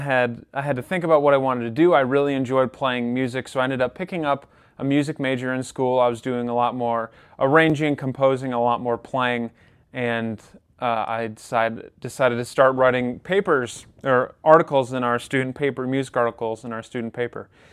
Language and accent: English; Rochester, New York, United States; I'm actually from Rochester, New York